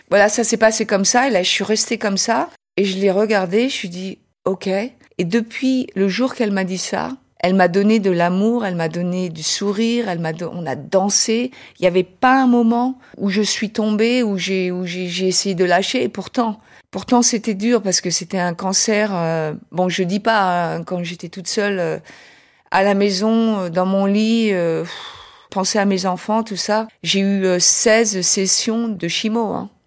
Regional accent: United States; accent: American; French is a second language; now in Paris, France; euh j'ai un petit accent américain.

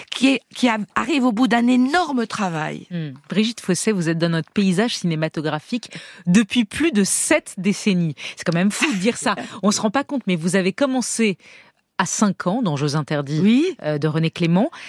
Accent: Tourcoing, Hauts-de-France, France; je suis née à Tourcoing-Nord

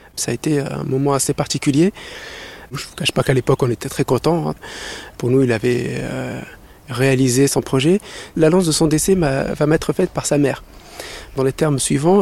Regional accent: Paris, Île-de-France, France; moved away as an adult; Je suis de Paris 19e

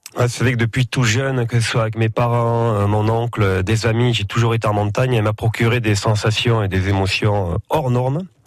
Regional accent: Amotz, Nouvelle-Aquitaine, France; les, fêtes euh, de mon village. Euh, quand j'étais petit à Amotz

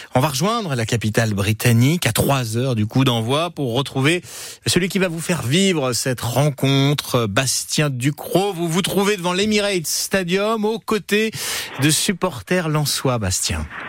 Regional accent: France; chez nous en France

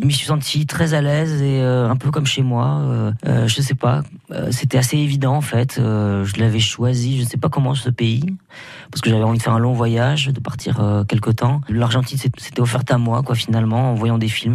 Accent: Basque Country, Nouvelle-Aquitaine, France; moved away as an adult; now in Paris, France; ça fait 15 ans que j'habite à Paris Paris, 18 ans que j'ai quitté le Pays Basque

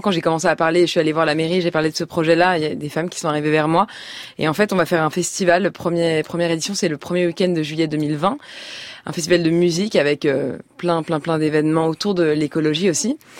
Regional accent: Paris, Île-de-France, France; moved away as an adult; Quand moi, je suis parisienne pure souche et là, j'habite à la campagne

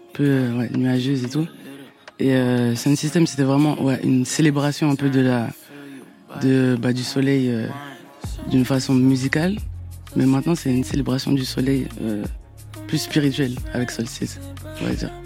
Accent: Abidjan, Côte d’Ivoire; je viens de Yopougon. Ma mère, elle vient de Yopougon.

